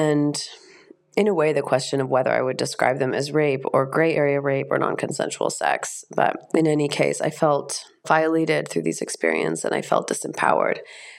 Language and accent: English; United States; Being raised as an American, there is a lot of ethnocentrism. And as a privileged white American, there is a sense that you can kind of do anything that you want to.